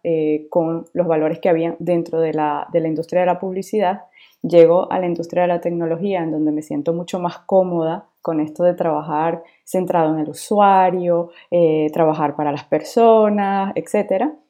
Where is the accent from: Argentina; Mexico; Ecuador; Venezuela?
Venezuela; now in France; yo soy de Venezuela, pero efectivamente vivo actualmente en Francia